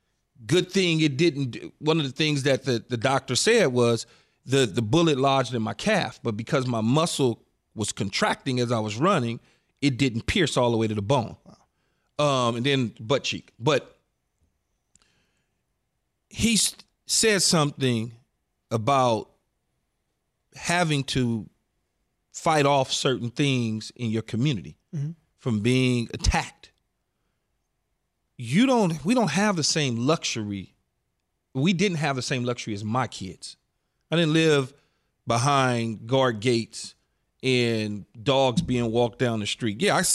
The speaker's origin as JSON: {"language": "English", "town": "Los Angeles", "region": "California", "country": "United States", "tie": "born or raised there", "said": "I grew up in South Central LA."}